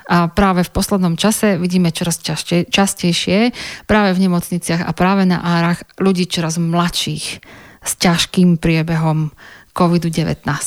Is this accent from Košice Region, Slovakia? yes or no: no; Banská Bystrica, Banská Bystrica Region, Slovakia; moved away as an adult; also born or lived in Liverpool, England; v mojom rodnom meste